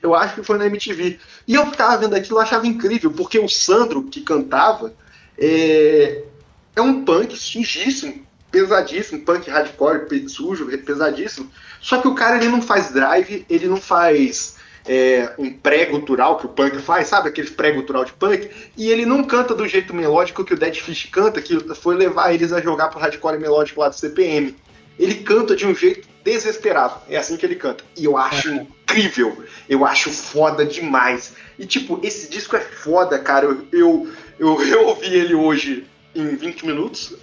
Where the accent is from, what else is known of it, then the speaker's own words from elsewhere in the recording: Vitória, Espírito Santo, Brazil; eu sou nascido em Vitória, Espírito Santo.